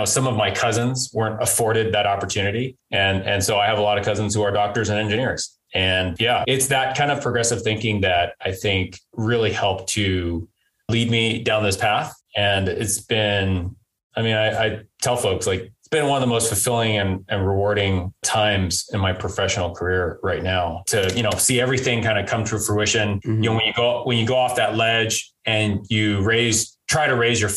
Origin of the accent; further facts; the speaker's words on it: Los Angeles, California, United States; now in Silicon Valley, United States; I was born and raised in Los Angeles